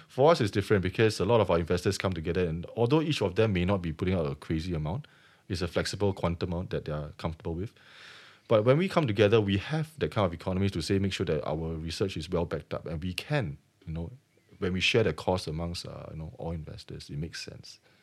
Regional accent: Singapore; I'm Singaporean

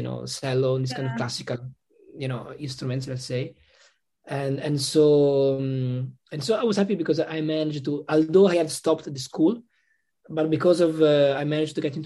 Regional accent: northern Italy, Italy; English is a second language; moved away as an adult; also born or lived in Rome, Italy / Ireland; now in Switzerland; I'm not from Rome. I'm from a small city, actually, in the north of Italy.

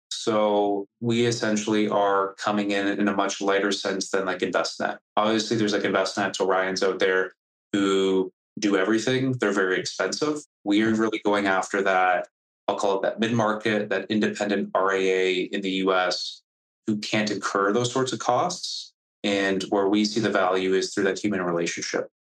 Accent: Canada; I am Canadian

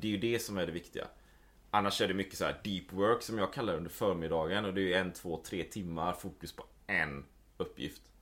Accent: Gothenburg, Västra Götaland, Sweden; moved away as an adult; also born or lived in Japan / Taiwan / New Zealand / Spain; Jag är ju född och uppvuxen i Göteborg.

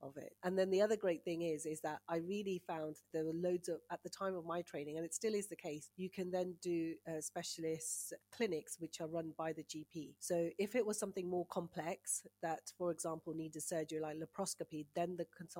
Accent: Punjab, Pakistan; now in United Kingdom; I'm Punjabi, I speak Punjabi and Urdu fluently, I'm from Pakistan.

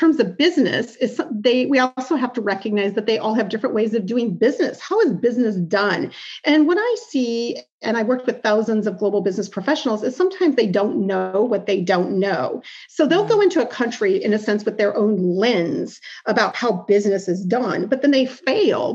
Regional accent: Iowa, United States; moved away as an adult; also born or lived in Osaka, Japan / Sydney, Australia; I grew up in Iowa

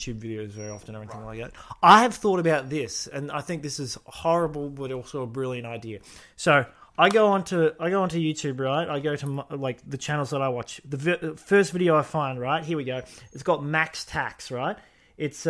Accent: Australia; we would be podcasters who are Australian

